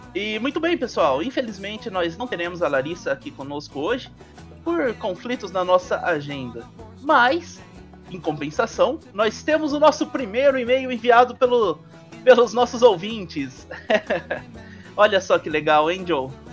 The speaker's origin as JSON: {"language": "Portuguese", "region": "Minas Gerais", "country": "Brazil", "moved": "yes", "said": "eu vim de uma cidade minúscula, sabe? Minúscula mesmo. É, sou mineiro"}